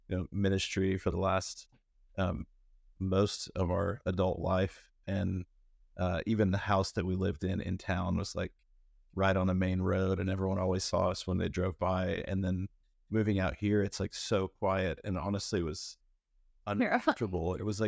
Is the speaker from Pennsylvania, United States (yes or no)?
no; Fayetteville, Arkansas, United States; I'm from Fayetteville and have been working at a church as a worship pastor